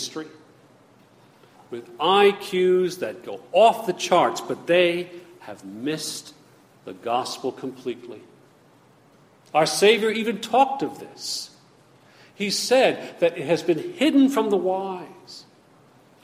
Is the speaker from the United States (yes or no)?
yes; United States; I am an American. I am a thankful citizen of the United States